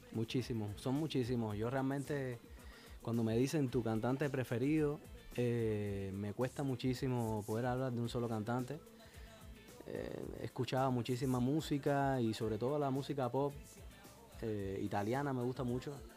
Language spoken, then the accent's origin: Spanish; Santa Clara, Villa Clara, Cuba; moved away; also born or lived in Havana, Cuba; Así es, Santa Clara que en el centro de, Cuba. Eh, es una ciudad preciosa, un pueblito pequeño. Y ahí nací, luego me emigré, emigré dentro de Cuba a La Habana para estudiar